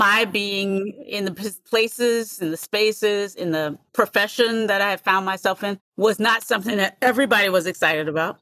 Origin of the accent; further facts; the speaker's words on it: United States; also born or lived in North Carolina / San Francisco, California; I grew up in the United States